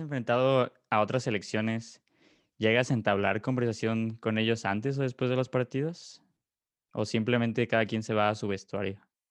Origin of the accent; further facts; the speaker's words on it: Mexico; como mexicanos, pues sí se siente mucho orgullo